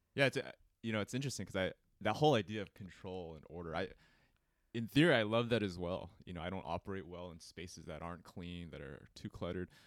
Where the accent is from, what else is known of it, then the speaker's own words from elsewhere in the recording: Cerritos, California, United States; I grew up in Cerritos